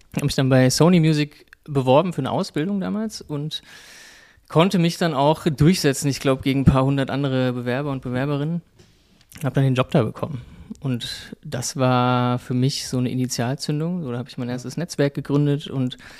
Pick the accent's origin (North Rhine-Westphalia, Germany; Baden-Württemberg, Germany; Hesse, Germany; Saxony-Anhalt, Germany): Hesse, Germany; Frankfurt; ich bin in Frankfurt groß geworden